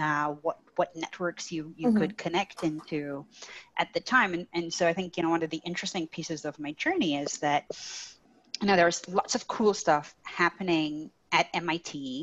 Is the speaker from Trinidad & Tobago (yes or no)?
yes; Trinidad & Tobago; moved away; I grew up in Trinidad and Tobago